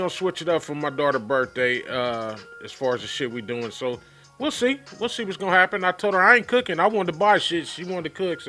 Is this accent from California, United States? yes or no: yes; Compton, California, United States; I'm from Compton